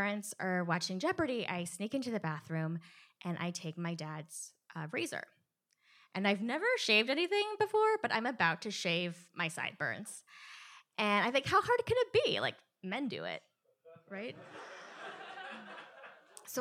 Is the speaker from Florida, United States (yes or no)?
yes; Miami, Florida, United States; I grew up in Miami. My family's Korean